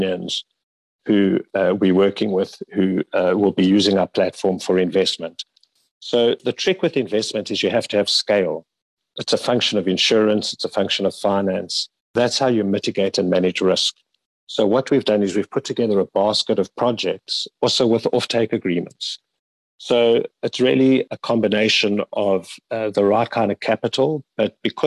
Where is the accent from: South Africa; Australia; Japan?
South Africa; we as South African creatives